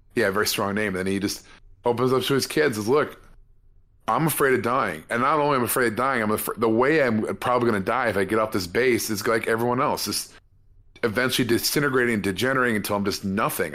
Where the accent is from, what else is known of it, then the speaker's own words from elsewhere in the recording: California, United States; as a Californian